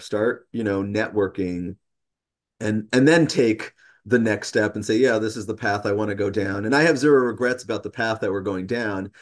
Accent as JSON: {"language": "English", "town": "New York City", "region": "New York", "country": "United States", "moved": "yes", "lives_now": "Peterborough, United States", "said": "I'm originally from New York City"}